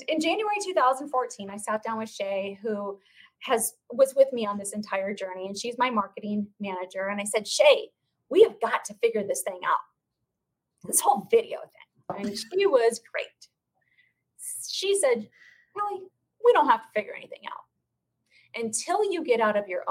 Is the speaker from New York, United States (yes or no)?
no; Phoenix, Arizona, United States; the real estate community here in my hometown